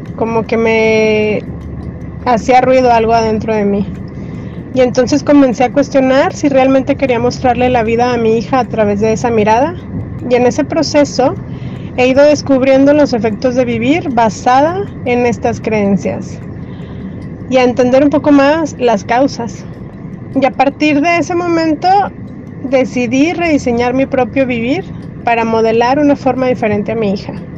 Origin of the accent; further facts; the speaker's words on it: Torreón, Coahuila, Mexico; Yo nací hace 40 años en Torreón, Coahuila